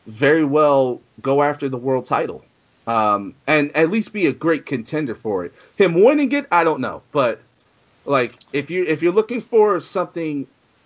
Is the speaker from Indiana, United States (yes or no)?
no; Philadelphia, Pennsylvania, United States; in my hometown in Philly